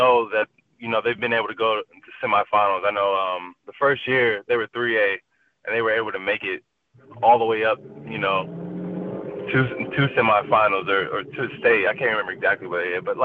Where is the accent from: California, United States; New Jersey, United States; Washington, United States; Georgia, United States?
Washington, United States; my home state